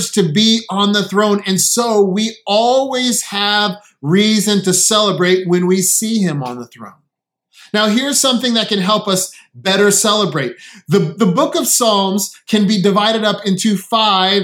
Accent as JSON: {"language": "English", "town": "San Diego", "region": "California", "country": "United States", "tie": "born or raised there", "moved": "yes", "lives_now": "Connecticut, United States", "said": "I grew up in San Diego"}